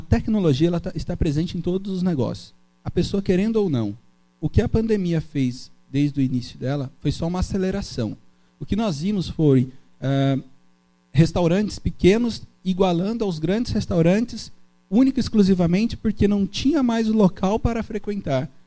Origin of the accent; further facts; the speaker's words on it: Brazil; also born or lived in Brasília; eu sou nascido em Itagaçaba